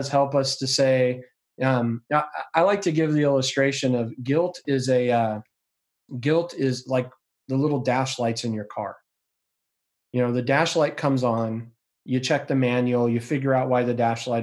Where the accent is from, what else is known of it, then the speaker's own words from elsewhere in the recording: Yakima, Washington, United States; I've been growing up in Yakima